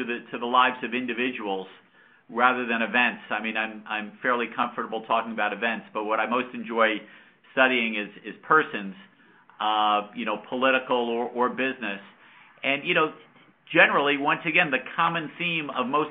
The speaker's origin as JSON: {"language": "English", "town": "Yonkers", "region": "New York", "country": "United States", "tie": "born or raised there", "said": "I grew up in Yonkers, New York, just outside of New York City"}